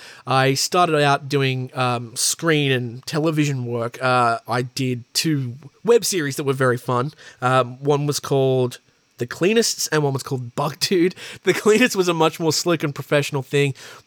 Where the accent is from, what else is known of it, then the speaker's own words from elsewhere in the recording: Newcastle, New South Wales, Australia; I am an actor from Newcastle in New South Wales in Australia.